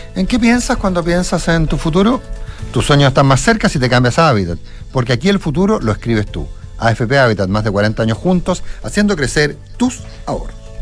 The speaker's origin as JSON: {"language": "Spanish", "country": "Chile", "said": "los chilenos tenemos"}